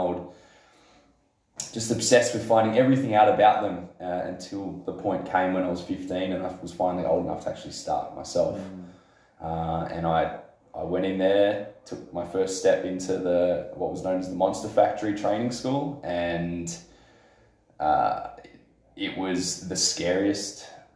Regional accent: Adelaide, South Australia, Australia; You live in Adelaide, South Australia.

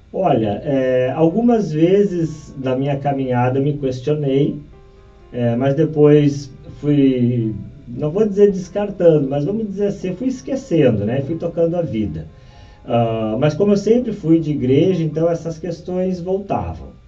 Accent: Porto Alegre, Rio Grande do Sul, Brazil; Bom, eu sou aqui de Porto Alegre, nascido aqui e sempre participei da igreja desde da primeira Eucaristia.

